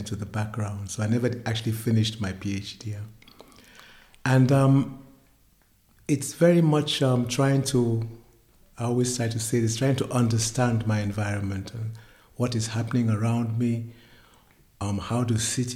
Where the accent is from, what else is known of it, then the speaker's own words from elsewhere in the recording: Nigeria; moved away as an adult; also born or lived in United Kingdom / Germany; now in Berlin, Germany; I'm a Nigerian, born in Britain, but grew up in Nigeria and now living in Germany for the last 50 years.